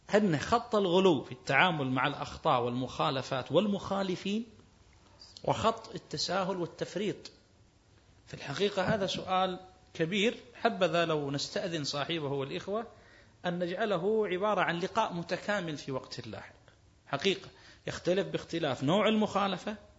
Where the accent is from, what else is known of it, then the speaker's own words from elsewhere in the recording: Kuwait; عندنا في الكويت